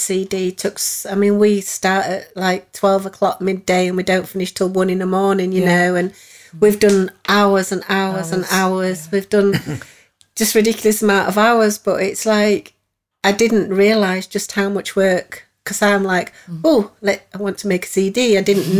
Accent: Leeds, Yorkshire and the Humber, United Kingdom; moved away; also born or lived in Nottingham; I'm from Leeds, but I've not lived in the city for years

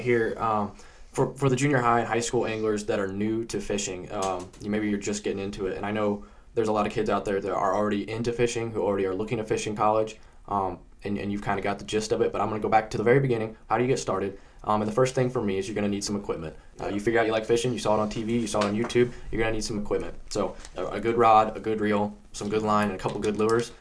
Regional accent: Indiana, United States; I grew up in Indiana

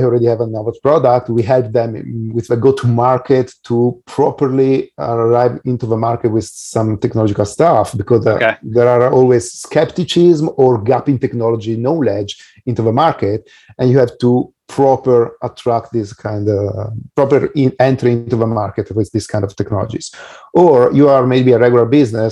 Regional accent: Italy; I'm from Italy, but I also have done business in Europe and US as well

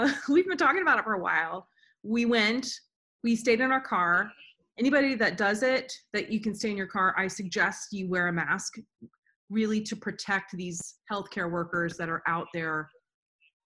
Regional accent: Florida, United States; now in Nashville, United States; I'm from Florida

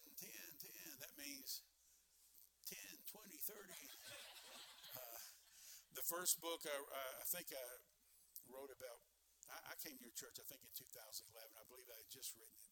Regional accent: United States; I'm American

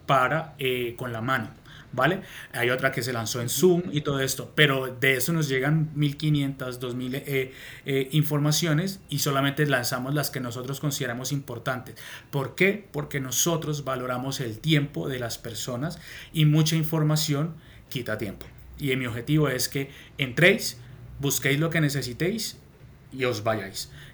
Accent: Colombia; moved away as an adult; now in Madrid, Spain; vivo en Madrid, capital, hace más de 12 años, eh, pero soy colombiano

